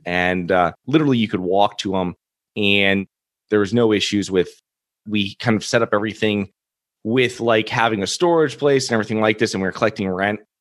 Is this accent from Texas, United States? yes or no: no; Connecticut, United States; moved away as an adult; now in Florida, United States; I'm originally from Connecticut.